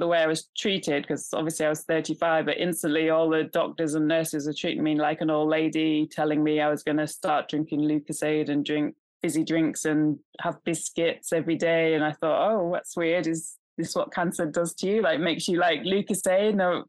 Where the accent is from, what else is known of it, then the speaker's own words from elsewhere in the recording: California, United States; I grew up in California, so, you know, they're all about healthy eating and lots of different practices.